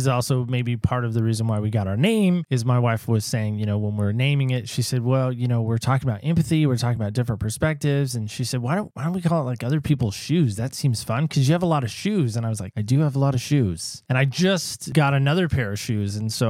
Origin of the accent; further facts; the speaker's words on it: Oceanside, California, United States; also born or lived in North Carolina; See, I grew up in Oceanside, California.